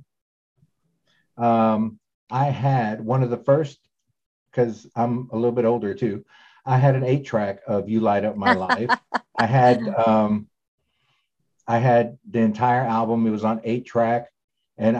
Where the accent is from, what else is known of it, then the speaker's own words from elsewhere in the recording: Texas, United States; I grew up in Texas, and I was part of a youth group